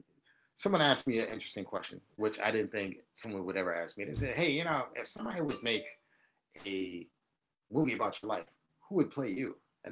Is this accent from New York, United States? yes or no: yes; New York City, New York, United States; coming up in Harlem, you know, I'm born and raised 152nd Street between Amsterdam and Broadway.